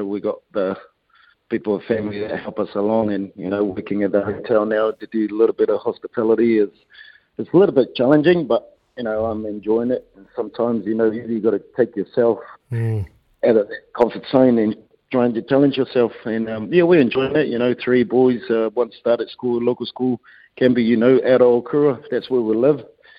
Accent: Ireland; I grew up in Ireland, you know, that, and we always want to give it back to the community and give it back to, you know, my roots

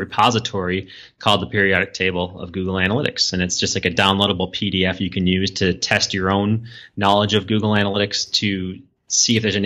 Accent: Minneapolis, Minnesota, United States; my home state and hometown in Minneapolis.

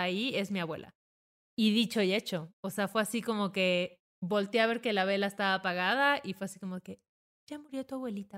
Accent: southern Mexico, Mexico; en el sur yo soy sur represent

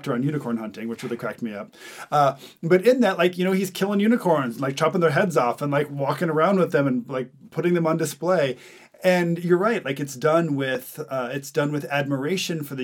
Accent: Montana, United States; I grew up in Montana

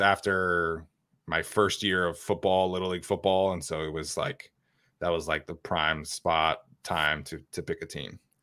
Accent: Utah, United States; growing up in Utah, like, the Broncos are the local team there

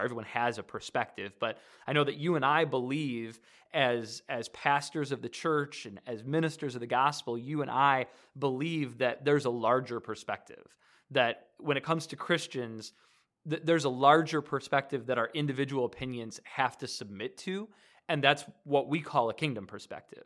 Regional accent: Detroit area, Michigan, United States; now in Decatur, United States; I'm originally from Michigan, from near D, the Detroit area

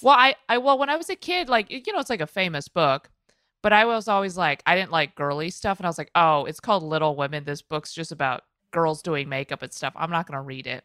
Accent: Midwest, United States; I'm from the Midwest.

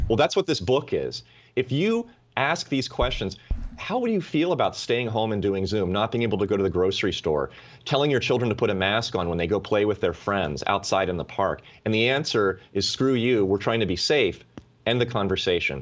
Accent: United States; as an American, as a citizen

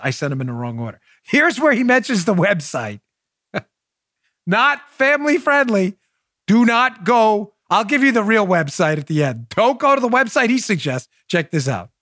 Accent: New York City, New York, United States; moved away; I come from New York and I'm an Italian from Queens

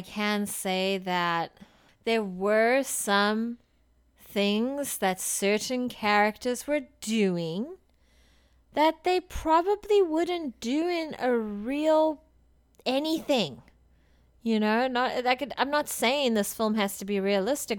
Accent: South Africa; I come from South Africa where tap water has a lot of issues

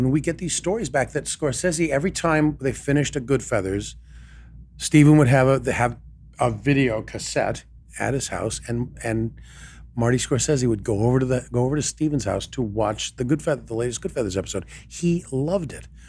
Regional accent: Canada; accent: Canadian; now in Los Angeles, United States; I don't know why my Canadian accent came back on.

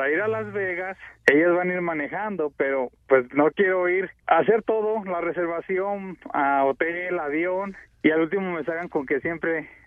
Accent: Guadalajara, Jalisco, Mexico; Guadalajara, Jalisco, tú, Piolín, ahí cerquitas del estado Jalisco

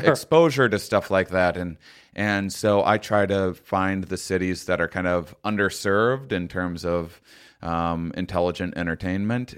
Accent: La Crosse, Wisconsin, United States; moved away; Wisconsin where I'm from originally

